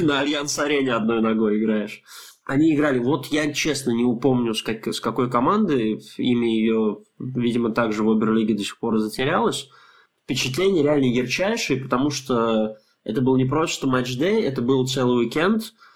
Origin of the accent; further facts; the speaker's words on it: Russia; мы из России